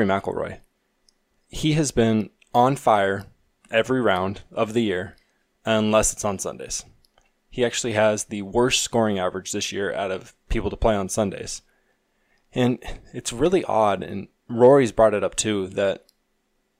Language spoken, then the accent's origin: English; Pacific Northwest, United States; I'm from the Pacific Northwest, and it rains a lot, and it's windy